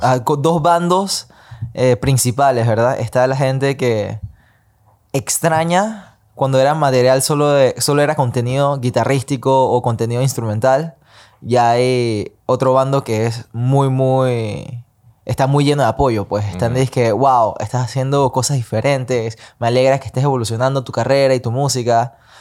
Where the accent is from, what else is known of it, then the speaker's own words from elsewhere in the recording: Panama; moved away as an adult; also born or lived in Los Angeles; nací y crecí en Panamá. Pasé 18, 19 años de mi vida acá antes de mover toda mi vida a Los Ángeles